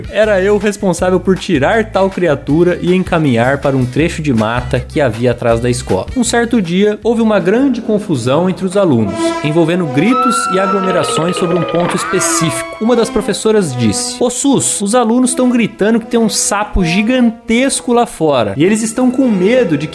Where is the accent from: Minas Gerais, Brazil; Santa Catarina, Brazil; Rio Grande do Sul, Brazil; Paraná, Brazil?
Paraná, Brazil; Fui funcionário público por cinco anos, trabalhava em minha cidade natal, no interior do Paraná